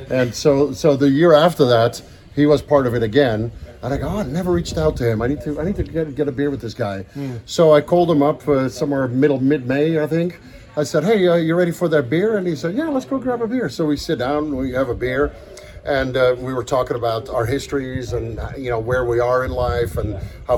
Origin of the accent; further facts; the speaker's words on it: Ethiopia; because I grew up in Ethiopia. So I have a little piece of my heart was always left in Africa.